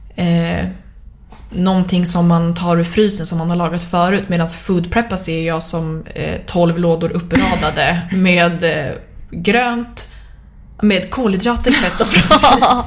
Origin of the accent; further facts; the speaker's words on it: Sweden; som svensk